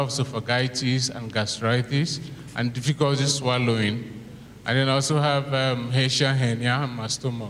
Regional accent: Abia, Nigeria; I'm from Abia State in Nigeria.

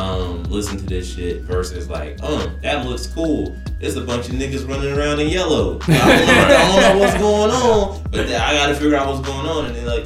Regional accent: Illinois, United States; Like, Nova, Illinois.

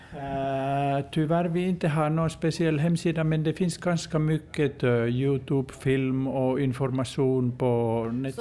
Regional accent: Finland; jag kommer från Finland

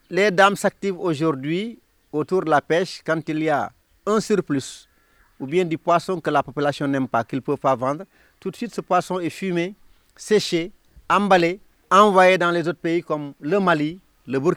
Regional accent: Ndangane Sambou, Fatick, Senegal; professeur. Je suis natif de Ndangan Sambou

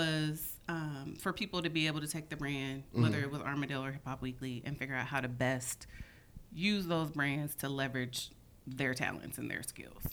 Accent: Oakland, California, United States; I'm from Oakland

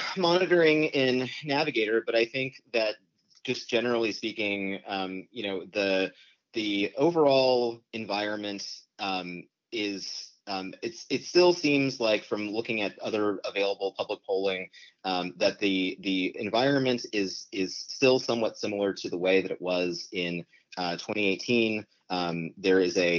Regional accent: Texas, United States; I'm from Texas.

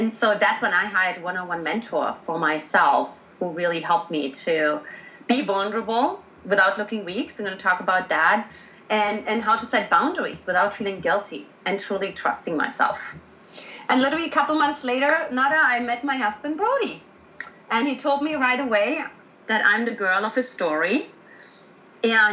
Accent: Germany; accent: German; English is a second language; moved away as an adult; also born or lived in United States; I got myself out of Germany, in case you haven't identified my accent

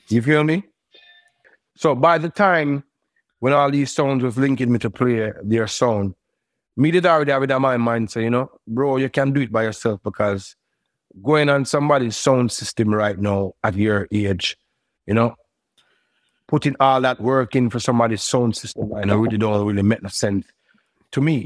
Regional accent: Brooklyn, New York, United States; I grew up in Brooklyn

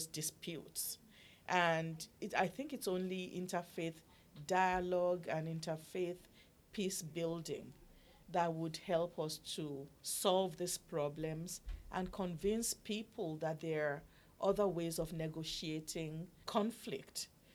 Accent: Nigeria; now in United States; I'm a mother. I'm a Nigerian woman. I have children.

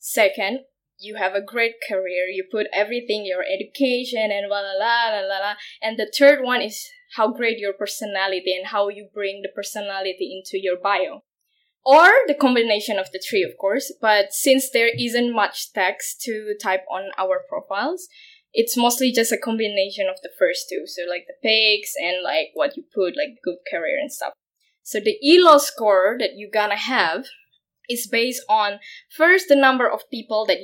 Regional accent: Indonesia; moved away as an adult; now in Berlin, Germany; I come from Indonesia

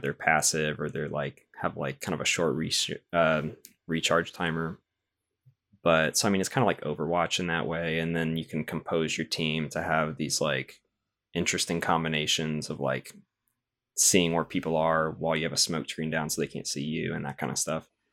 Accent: the South, United States; I'm from the South is where I'm from

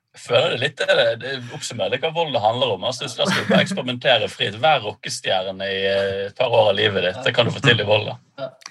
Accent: Bergen, Vestland, Norway; moved away as an adult; Jeg er født og oppvokst i Bergen

